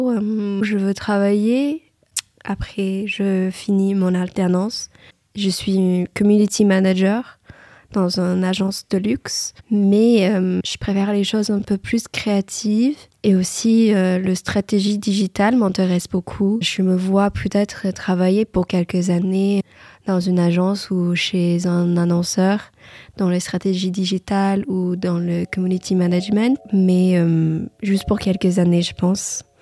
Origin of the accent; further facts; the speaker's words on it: Indiana, United States; French is a second language; moved away as an adult; now in Paris, France; euh, je viens aux États-Unis euh, de l'État d'Indiana.